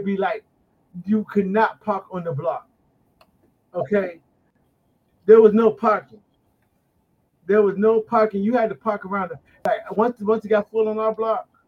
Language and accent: English; Washington, District of Columbia, United States; now in Detroit, United States; Washington, D.C. is my hometown. But I'm in Detroit.